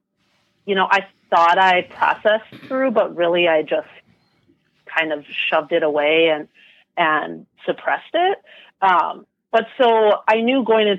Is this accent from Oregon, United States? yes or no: no; Wisconsin, United States; also born or lived in Michigan; I was born and raised in Wisconsin